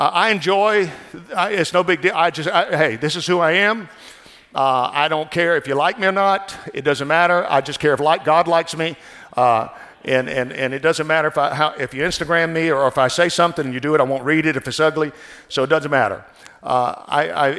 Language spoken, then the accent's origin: English; New Orleans, Louisiana, United States; moved away as an adult; also born or lived in Baton Rouge, Louisiana / Northern California; now in California, United States; I was born in New Orleans, Louisiana, which is now, I heard, the murder capital of the world, and raised down in South Louisiana